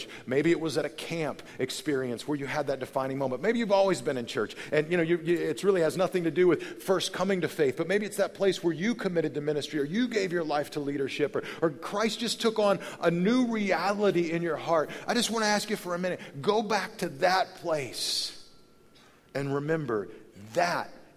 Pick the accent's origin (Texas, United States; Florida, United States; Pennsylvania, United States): Texas, United States; moved away; go back to the home in which I was raised in Texas